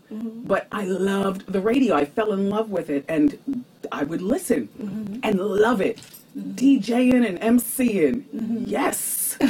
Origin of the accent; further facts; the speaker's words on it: New Jersey, United States; But growing up in Jersey, I grew up in the New York tri-state part of Jersey.